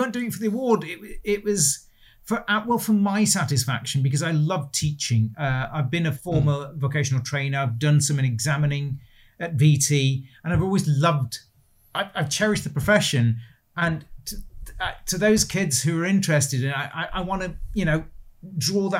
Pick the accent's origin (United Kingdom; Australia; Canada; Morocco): United Kingdom; Stoke-on-Trent, West Midlands; also born or lived in Bromsgrove, Worcestershire; We moved up to Stoke when I was four. So my whole life has been here for as far back as I can remember.